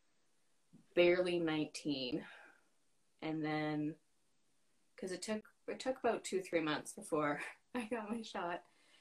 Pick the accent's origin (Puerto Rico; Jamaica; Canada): Canada; Fort McMurray, Alberta; also born or lived in London, United Kingdom / Vancouver, Canada; now in Victoria, Canada; I'm from Fort McMurray, Alberta